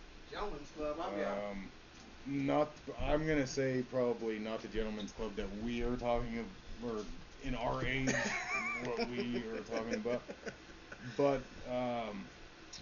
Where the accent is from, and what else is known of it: Colorado, United States